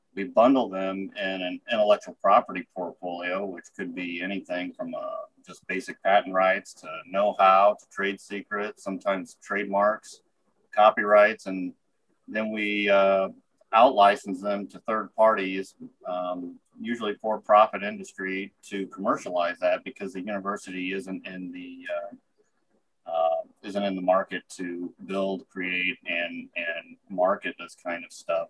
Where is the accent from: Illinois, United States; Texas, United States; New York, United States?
Illinois, United States; Springfield; moved away; also born or lived in Iowa City, Iowa / Muscatine, Iowa / Chicago, Illinois / Spain; I am originally from Springfield, Illinois